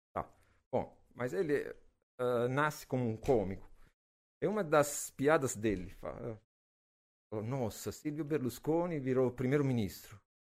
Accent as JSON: {"language": "Portuguese", "town": "Naples", "region": "Campania", "country": "Italy", "also_born_or_lived": "Belgium", "second_language": "Portuguese", "moved": "as an adult", "lives_now": "Brazil", "said": "eu sou gringo, eu sou italiano, hum, da cidade de Napoli, no sul da Itália."}